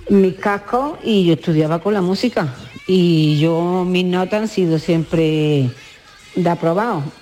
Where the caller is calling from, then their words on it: Granada, Andalusia, Spain; aquí en Granada, ah, que soy la de Granada, que no lo he dicho